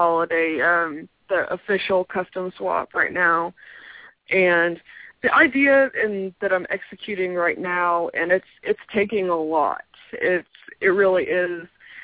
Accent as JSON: {"language": "English", "town": "Houston", "region": "Texas", "country": "United States", "tie": "born or raised there", "said": "I grew up in Houston, Texas"}